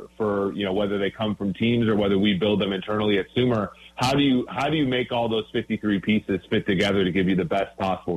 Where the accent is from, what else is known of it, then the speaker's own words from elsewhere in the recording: Minnesota, United States; growing up in Minnesota